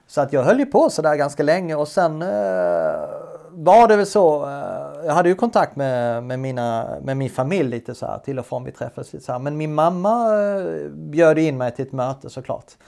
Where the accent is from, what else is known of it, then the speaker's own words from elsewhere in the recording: Sweden; moved away as an adult; also born or lived in Denmark; Stod som svensk och skulle läsa danska